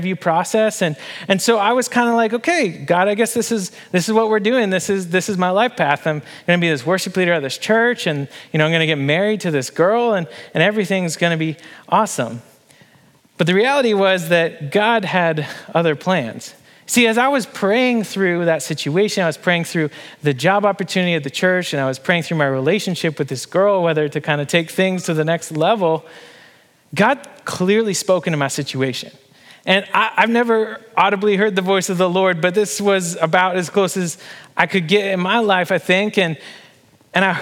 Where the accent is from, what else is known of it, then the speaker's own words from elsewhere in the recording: Canada; moved away as an adult; now in Harrisonburg, United States; my home country and my family and my friends